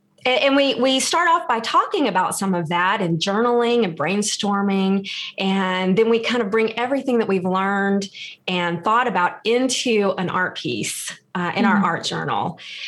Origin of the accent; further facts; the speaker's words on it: Texas, United States; I'm originally from Texas and have always wanted to live around the beach and finally got the chance to.